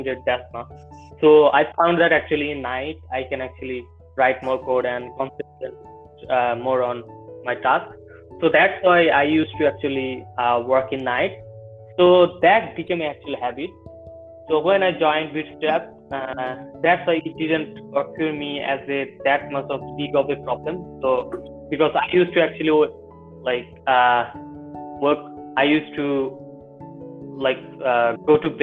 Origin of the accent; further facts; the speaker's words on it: Bangladesh; I'm from Bangladesh.